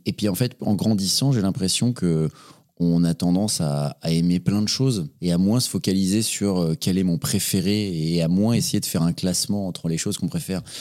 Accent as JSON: {"language": "French", "town": "Paris", "region": "Île-de-France", "country": "France", "tie": "born or raised there", "also_born_or_lived": "Les Lilas", "said": "j'ai grandi à Paris, dans le 18e arrondissement"}